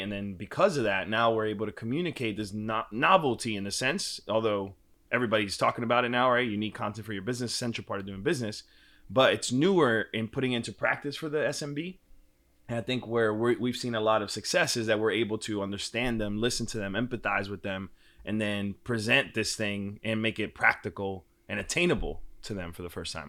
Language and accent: English; New York, United States; moved away as an adult; now in Austin, United States; Born and raised in Washington Heights, one seventy four in Audubon